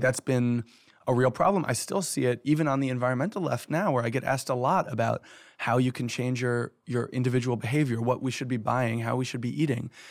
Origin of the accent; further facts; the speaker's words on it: New York City, New York, United States; I'm a New Yorker. I've lived, you know, middle class, upper middle class life in one of the richest cities in the richest country in the world